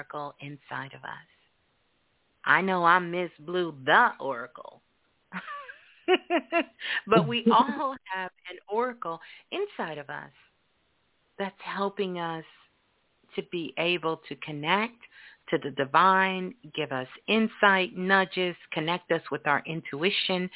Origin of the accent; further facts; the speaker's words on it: New York, United States; I grew up in New York, and so did my mom